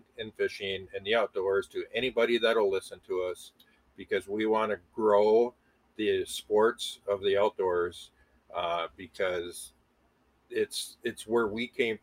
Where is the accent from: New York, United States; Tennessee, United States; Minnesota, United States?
Minnesota, United States; Moorhead; I'm originally from Moorhead. I currently live about a half a mile on the same road from the house that I grew up